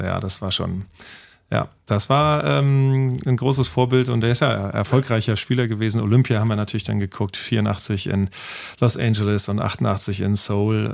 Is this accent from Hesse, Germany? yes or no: yes; Wiesbaden, Hesse, Germany; moved away as an adult; now in Hamburg, Germany; zu Hause in Wiesbaden, wo ich aufgewachsen bin